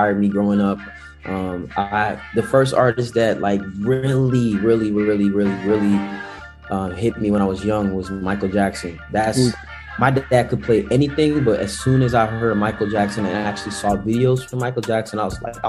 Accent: Netherlands; I'm a kid from the Netherlands that's infatuated with ATL

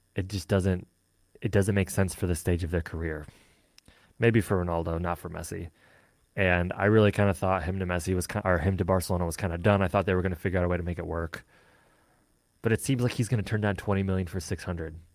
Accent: Michigan, United States; I am from Michigan

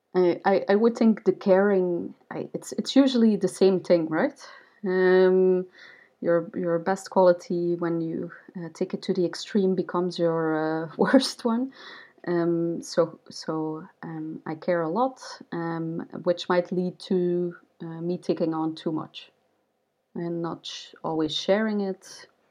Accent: Ghent, Flanders, Belgium; also born or lived in New York, United States; I set up a startup hub in Ghent, which is my hometown

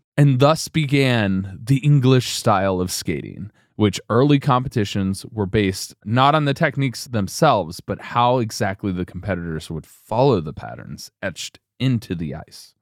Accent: United States; Us Americans

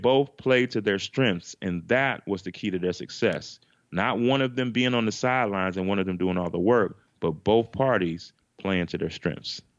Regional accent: Chicago, Illinois, United States; we're from Chicago, Chicago, Illinois

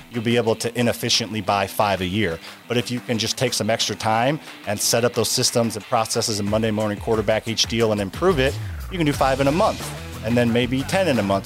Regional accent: Midwest, United States; I grew up in the Midwest

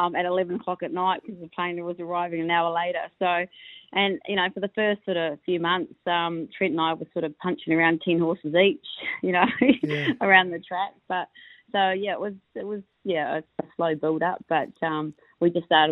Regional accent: New Zealand; now in Australia; just being Kiwi trainers

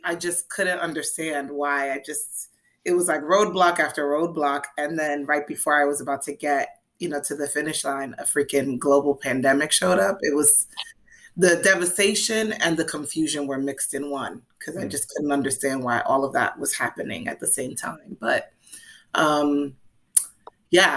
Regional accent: New York City, New York, United States; I'm a New Yorker

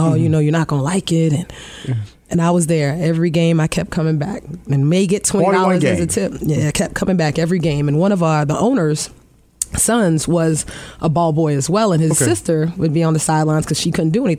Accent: Miami, Florida, United States; You know, when I grew up in Miami, Florida.

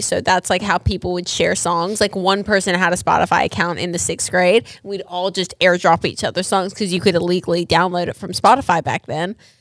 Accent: Australia; moved away; I'm actually from Australia. I was born and raised there

